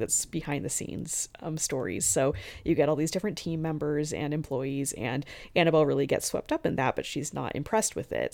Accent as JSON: {"language": "English", "region": "the West", "country": "United States", "said": "I'm from the West"}